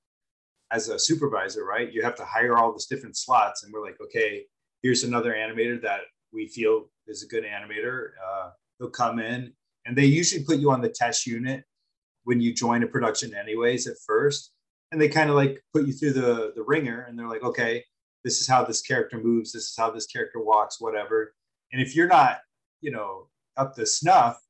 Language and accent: English; Los Angeles, California, United States; I'm from Los Angeles